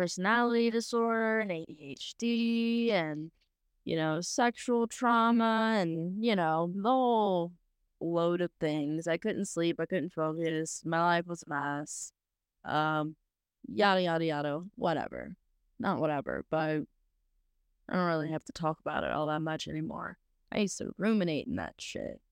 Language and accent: English; South Louisiana, United States; growing up in South Louisiana, where it's, you know, pretty, pretty Christian